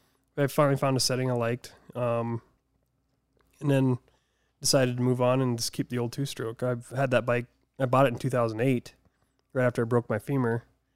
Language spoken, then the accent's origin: English; Deadwood, South Dakota, United States; also born or lived in Boise, Idaho; No, I was born and raised in Deadwood.